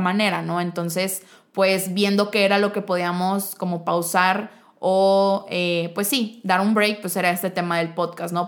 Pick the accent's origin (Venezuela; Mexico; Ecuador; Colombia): Mexico; si somos mexicanos